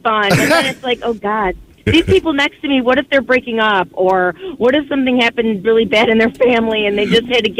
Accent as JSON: {"language": "English", "town": "Irondequoit", "region": "New York", "country": "United States", "tie": "born or raised there", "said": "I grew up in West Irondequoit, so I guess that's like the westest of the east side."}